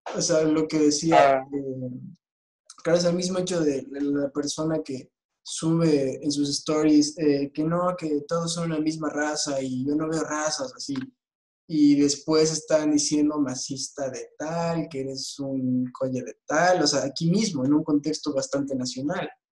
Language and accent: Spanish; Bolivia; todos somos bolivianos